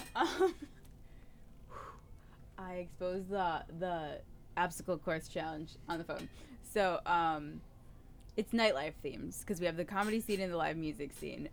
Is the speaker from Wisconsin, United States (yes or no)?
yes; Milwaukee, Wisconsin, United States; moved away; we're both from the Milwaukee area originally